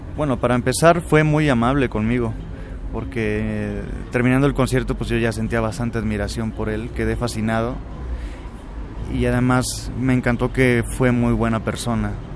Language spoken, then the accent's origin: Spanish; Córdoba, Veracruz, Mexico; also born or lived in Xalapa, Veracruz; viví hasta los cuatro años en Jalapa y de ahí nos mudamos a la ciudad de Córdoba. Entonces donde comienzo mis estudios musicales es en Córdoba, Veracruz